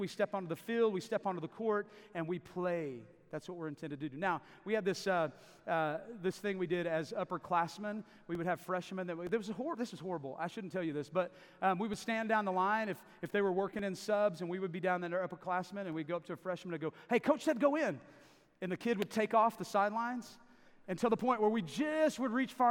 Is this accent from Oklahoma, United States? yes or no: yes; Davis, Oklahoma, United States; I grew up in Davis, Oklahoma, just right down the hill for most of the time I was growing up, about 9 years, so I consider that home.